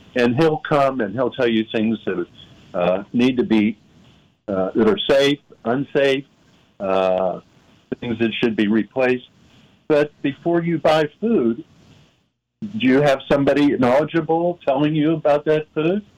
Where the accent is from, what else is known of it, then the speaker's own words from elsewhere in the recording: Pittsburgh, Pennsylvania, United States; when I was growing up in Pittsburgh